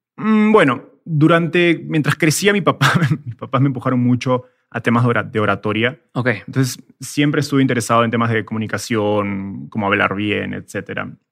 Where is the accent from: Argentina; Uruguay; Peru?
Peru; moved away as an adult; also born or lived in Mexico / Silicon Valley; soy peruano, vivía en Perú hasta hace tres años